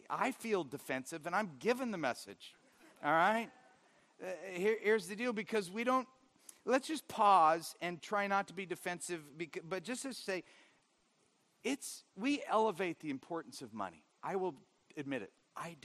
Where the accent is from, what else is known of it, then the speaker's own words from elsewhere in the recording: Orange County, California, United States; growing up in Orange County